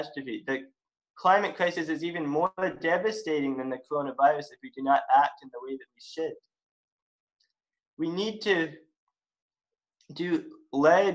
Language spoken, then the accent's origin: English; West Grey, Ontario, Canada; also born or lived in Halifax, Nova Scotia; now in Owen Sound, Canada; I was raised in Halifax, and I was raised in West Grey. And now I live in the great city of Owen Sound